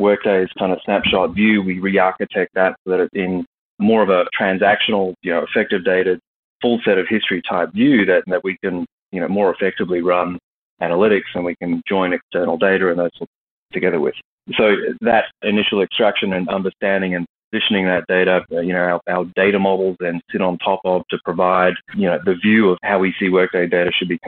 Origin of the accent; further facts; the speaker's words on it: Australia; moved away as an adult; now in Texas, United States; I'm originally Australian and moved here after a couple acquisitions of SuccessFactors and SAP a few years ago and moved to Texas